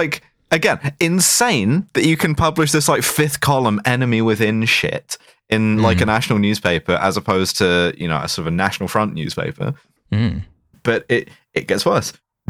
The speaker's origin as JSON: {"language": "English", "country": "United Kingdom", "said": "In the event of all-out war with Russia, I think my bit as a British citizen is to get, like, scattered across a fairly wide area fairly quickly."}